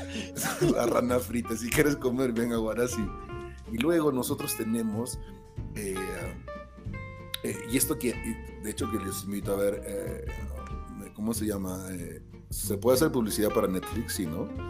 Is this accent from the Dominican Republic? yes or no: no; Peru; yo que soy peruano